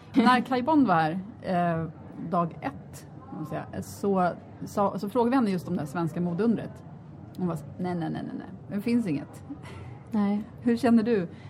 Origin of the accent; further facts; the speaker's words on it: Sweden; moved away; som svensk